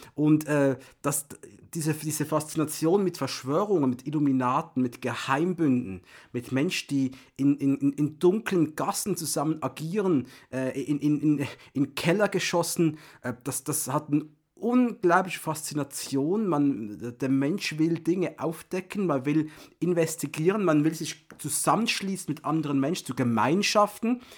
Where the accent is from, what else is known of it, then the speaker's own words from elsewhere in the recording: Switzerland; ich bin Schweizer